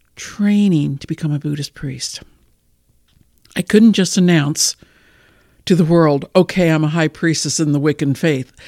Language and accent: English; United States; I'm a female from the United States